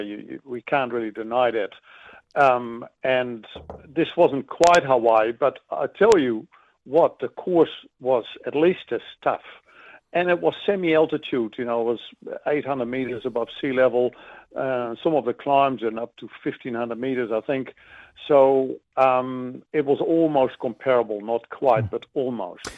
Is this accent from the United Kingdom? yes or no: no; Netherlands; now in New Zealand; I grew up in Holland